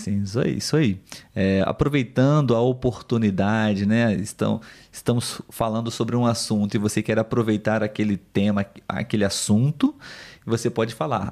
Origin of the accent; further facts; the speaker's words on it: Brazil; como nós brasileiros aqui